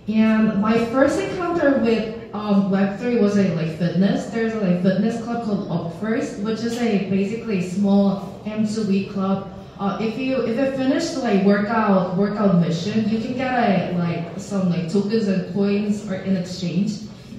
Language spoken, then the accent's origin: English; South Korea; I'm 100% Korean, I'm born and raised in South Korea.